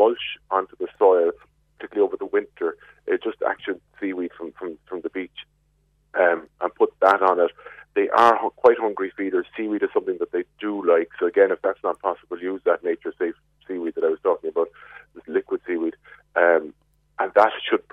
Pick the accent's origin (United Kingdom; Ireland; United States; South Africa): Ireland; Glanmire, Munster; I'm from Glanmire.